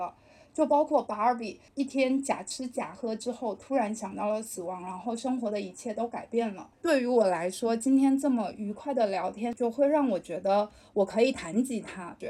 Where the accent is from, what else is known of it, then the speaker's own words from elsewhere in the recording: Fujian, China; 并且作为一个闽南人来说，会觉得这是一件很忌讳的事情。